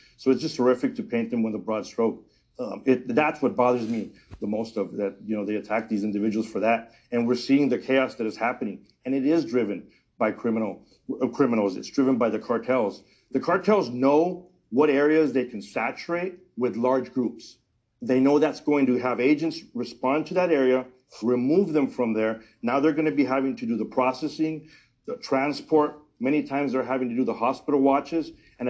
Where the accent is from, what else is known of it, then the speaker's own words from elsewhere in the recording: United States; also born or lived in Mexico; I was born in Mexico. I came here legally. I was raised on the border. I grew up on the border. I've lived on the border. I work on the border.